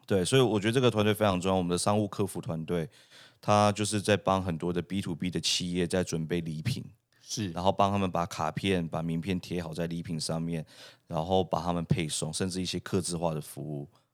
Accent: Taiwan; also born or lived in Canada; 它非常代表我们台湾人的一个文化

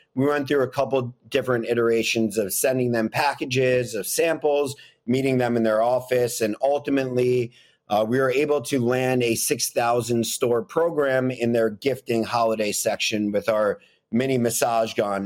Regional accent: New York City, New York, United States; I grew up in Manhattan, living next to a Walgreens

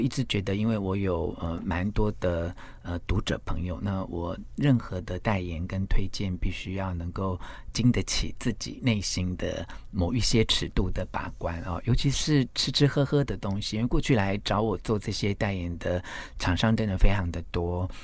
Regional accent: Xinshe, Taichung, Taiwan; also born or lived in Taipei; 我在，呃，新社乡下住的那几年，我是在台北出生，那我五岁的时候随着父亲的工作的转换，搬到台中新社的乡下

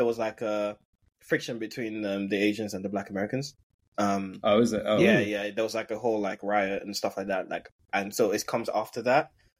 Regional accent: United Kingdom; I didn't really understand that growing up because obviously we're British.

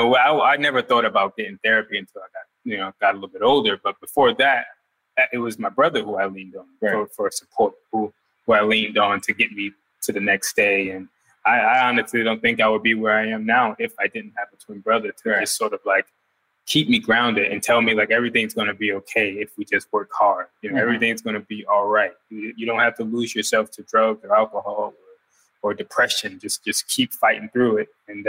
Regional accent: Newark, New Jersey, United States; I mean, like, you know, we grew up in Newark, New Jersey. It was a tough living situation.

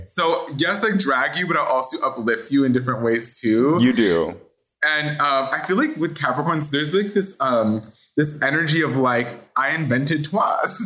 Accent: Los Angeles, California, United States; born and raised in Hollywood

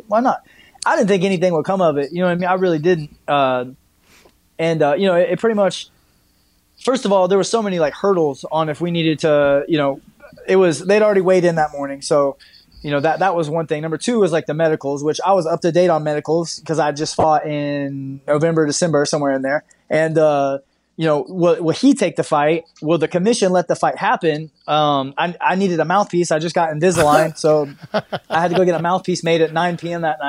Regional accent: Midwest, United States; where I'm from the Midwest

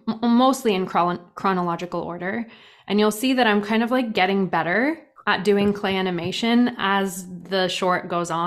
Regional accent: Toronto, Ontario, Canada; also born or lived in England; Yep, I was. Toronto.

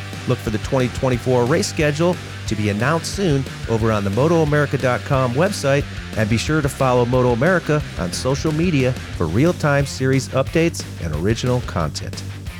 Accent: Painesville, Ohio, United States; I grew up in Painesville, kind of northeast Ohio.

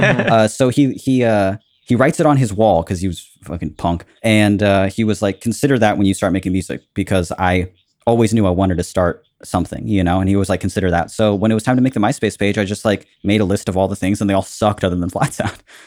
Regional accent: Southern California, United States; also born or lived in Cabo San Lucas, Mexico / La Paz, Mexico / Washington State, United States; I've been in Southern California my whole life

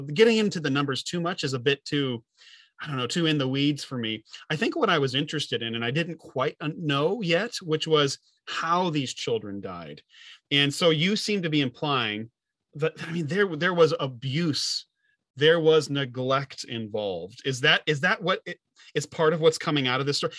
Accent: Illinois, United States; I'm from Illinois

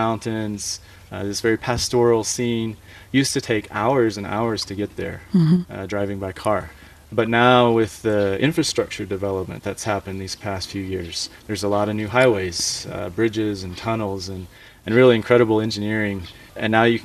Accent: United States; moved away as an adult; now in Xining, China; my hometown is 20,000 people

